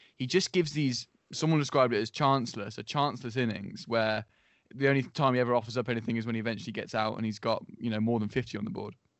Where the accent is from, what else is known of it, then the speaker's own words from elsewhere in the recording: England, United Kingdom; we're all English